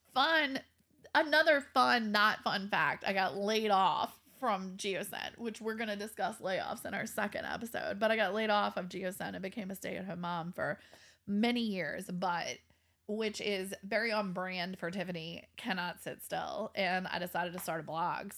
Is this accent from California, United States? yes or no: no; Kenner, Louisiana, United States; I grew up in Kenner